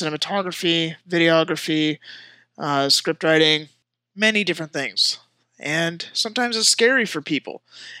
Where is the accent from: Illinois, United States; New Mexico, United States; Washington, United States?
Washington, United States; also born or lived in San Jose, California; moved to Washington State. I've been here for most of my life